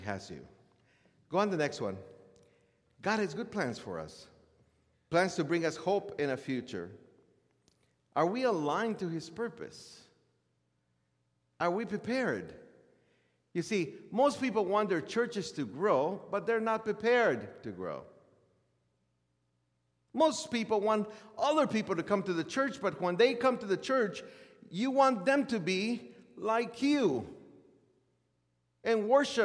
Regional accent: Chicago, Illinois, United States; I am more American. I was raised in Chicago.

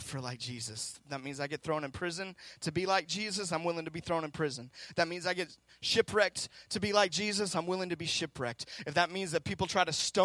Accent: Seattle, Washington, United States; I'm from Seattle.

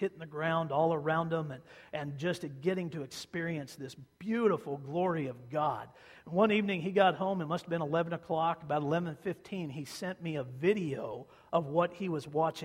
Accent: Kansas, United States; moved away; grew up in Kansas

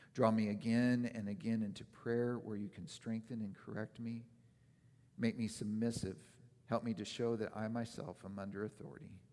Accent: Oregon, United States; moved away; the years that I was growing up in Oregon

